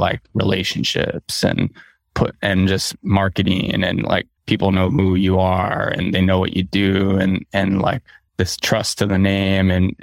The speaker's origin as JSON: {"language": "English", "region": "Southern California", "country": "United States", "tie": "born or raised there", "said": "I grew up in Southern California"}